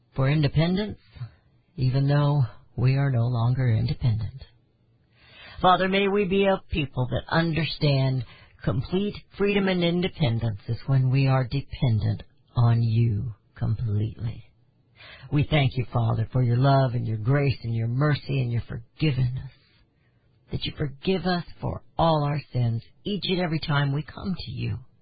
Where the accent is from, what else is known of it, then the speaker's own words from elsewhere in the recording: United States; as Americans